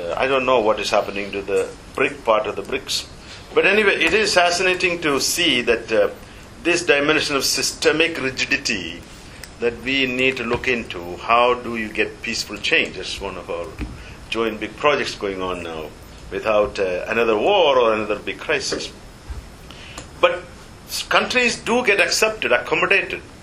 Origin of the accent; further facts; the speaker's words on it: India; moved away; I was brought up in the Nehruvian era